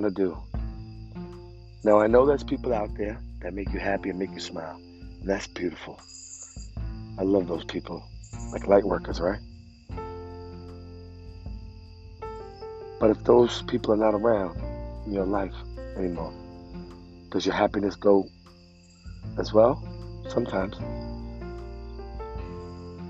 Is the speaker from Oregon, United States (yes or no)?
no; New York City, New York, United States; moved away as an adult; also born or lived in Bensonhurst, Brooklyn; now in New Jersey, United States; I grew up in the Sheepshead Bay projects for 20 years of my life, and moved to Bensonhurst. Now I live in Jersey